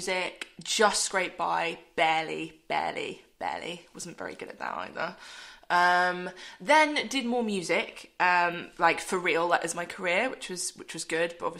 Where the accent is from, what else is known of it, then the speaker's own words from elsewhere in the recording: Solihull, West Midlands, United Kingdom; I was born in Solihull.